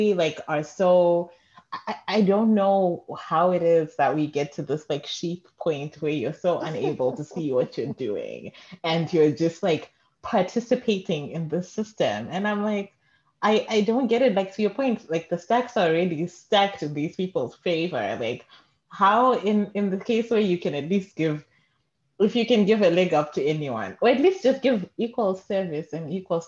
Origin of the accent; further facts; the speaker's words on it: Zimbabwe; moved away; growing up in Zim